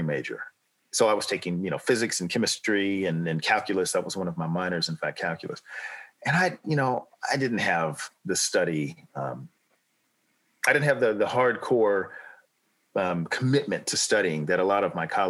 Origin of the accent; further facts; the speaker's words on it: Los Angeles, California, United States; moved away as an adult; also born or lived in San Diego, United States; now in United Kingdom; I grew up in Los Angeles